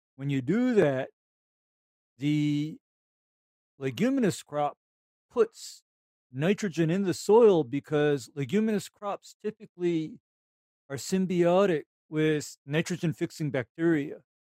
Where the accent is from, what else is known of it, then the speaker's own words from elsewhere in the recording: Honolulu, Hawaii, United States; I, am from Honolulu